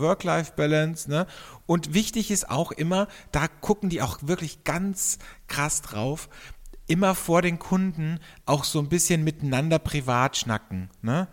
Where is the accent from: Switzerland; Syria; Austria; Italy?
Austria; bei uns in Österreich